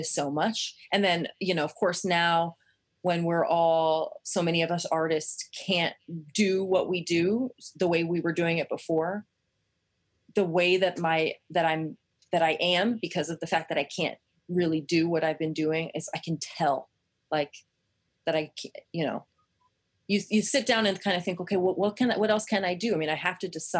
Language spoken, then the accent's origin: English; Kansas, United States; I grew up in Kansas